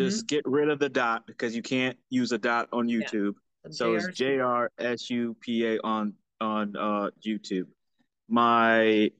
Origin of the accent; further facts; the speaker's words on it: Florida, United States; So growing up in Florida, when I moved to Florida, my mom lived in Fort Lauderdale with her boyfriend.